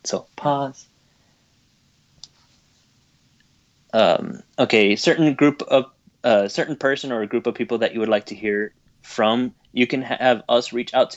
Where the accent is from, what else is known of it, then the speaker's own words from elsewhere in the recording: Texas, United States; I am from Texas, I can use y'all.